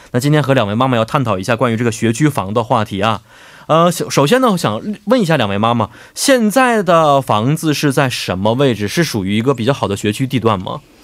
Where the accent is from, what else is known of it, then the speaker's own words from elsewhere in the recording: Liaoning, China; also born or lived in Haidian, Beijing; now in Seoul, South Korea; 我是辽宁的，每年我们高三的时候做的卷子都是什么海淀区的